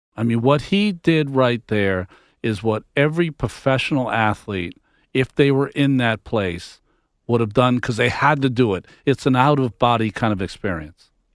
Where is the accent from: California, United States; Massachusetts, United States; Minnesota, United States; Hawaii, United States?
Massachusetts, United States; I'm from Massachusetts. Grew up a Red Sox fan.